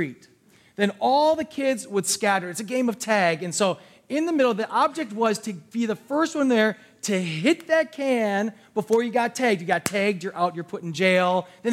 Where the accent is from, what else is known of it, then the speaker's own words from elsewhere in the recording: New Berlin, United States; I grew up in the New Berlin area, all these different areas